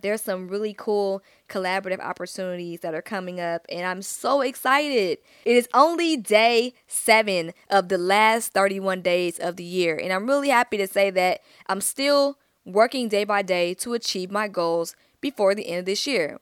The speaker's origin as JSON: {"language": "English", "town": "Stone Mountain", "region": "Georgia", "country": "United States", "said": "I'm from Stone Mountain, East Side Stand Up"}